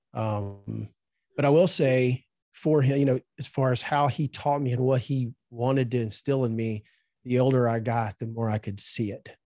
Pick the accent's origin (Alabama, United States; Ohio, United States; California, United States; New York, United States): Alabama, United States; Birmingham; also born or lived in Safford, Alabama; I was there till I was 12 years old, and then um, at 12 we moved from Birmingham to a town called Safford, Alabama.